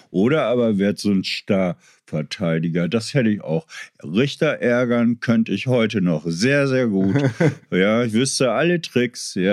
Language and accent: German; Berlin, Germany; ich bin ja in Kreuzberg irgendwie groß geworden